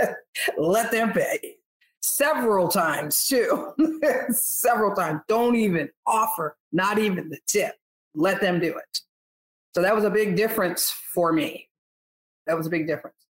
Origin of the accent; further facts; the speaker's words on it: Northeast, United States; now in Texas, United States; I'm from the Northeast